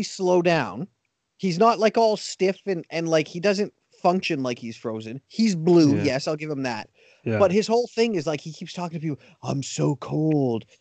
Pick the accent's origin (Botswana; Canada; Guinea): Canada; being Canadian